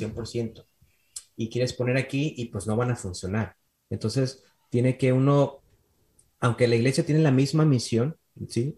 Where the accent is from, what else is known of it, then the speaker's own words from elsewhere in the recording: Mexico; moved away as an adult; now in Michigan, United States; somos mexicanos y trabajamos con gente hispana